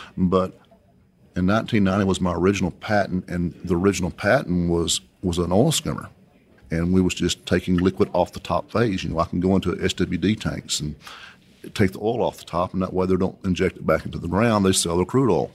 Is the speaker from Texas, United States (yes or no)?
yes; Coahoma, Texas, United States; I was born and raised here in West Texas. I graduated high school from Cahoma High School, if anyone's ever heard of Cahoma, Texas